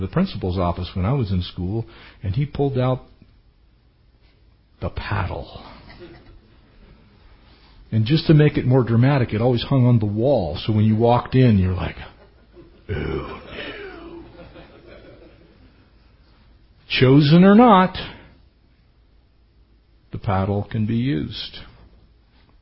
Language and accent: English; San Diego County, California, United States; I grew up in San Diego County.